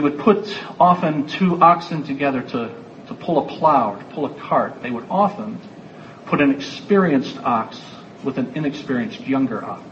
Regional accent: United States; I'm an American

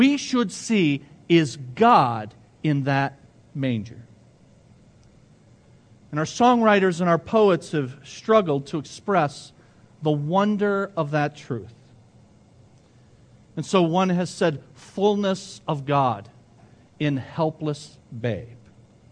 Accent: Ecorse, Michigan, United States; I grew up in Ecorse, and I always add when I tell people that, I grew up in Ecorse and lived to tell about it

